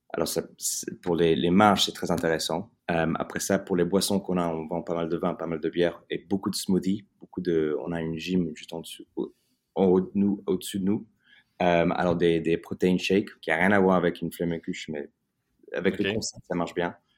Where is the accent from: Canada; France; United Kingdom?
United Kingdom; England; French is a second language; j'ai grandi en Angleterre. je suis né en Angleterre, mais mes parents sont français